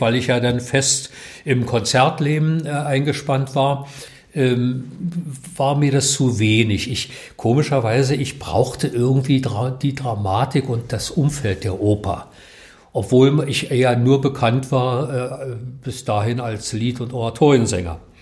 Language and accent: German; Berlin, Germany; ich bin aus Mahlsdorf nie rausgekommen. Ich habe mein ganzes Leben hier im Umkreis meines jetzigen Hauses verbracht.